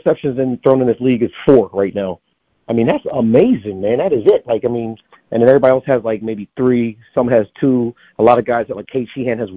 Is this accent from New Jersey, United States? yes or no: yes; New Jersey, United States; moved away; also born or lived in Pennsylvania; being from Pennsylvania, growing up in South Jersey